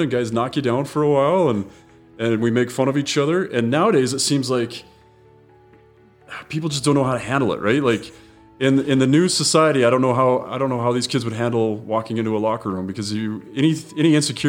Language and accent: English; Murray, Utah, United States; And growing up in Murray, there were only, you know, only so many places we could skate.